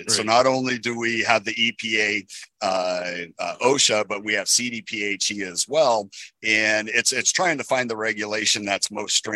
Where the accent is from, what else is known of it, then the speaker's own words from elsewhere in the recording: Southern Colorado, United States; I born and raised in Southern Colorado.